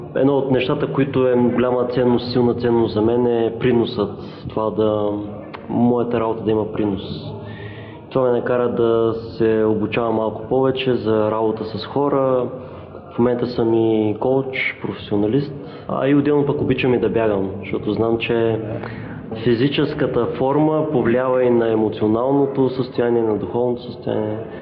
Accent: Ruse, Ruse Province, Bulgaria; now in Varna, Bulgaria; от Русе съм, но в момента живея във Варна.

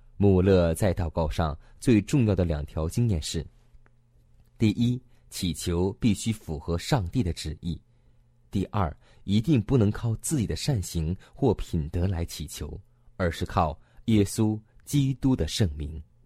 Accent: China; 在我们中国常常这样说过一句话

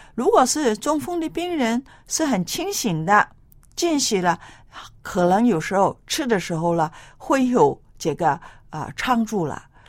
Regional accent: China; 我们中国人

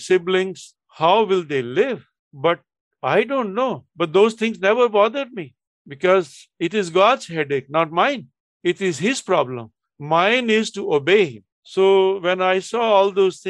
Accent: Delhi, India; moved away as an adult; also born or lived in Chennai; Delhi, my hometown

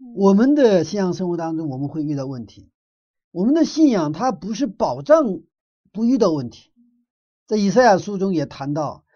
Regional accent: Northeast China, China; moved away; 我住在东北以前，我的小的时候在东北长大的

